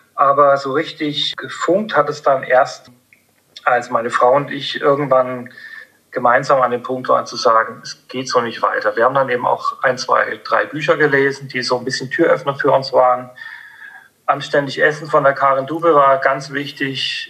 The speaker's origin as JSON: {"language": "German", "area": "Upper Franconia", "region": "Bavaria", "country": "Germany", "tie": "born or raised there", "said": "ich bin in, in, in, in Oberfranken aufgewachsen"}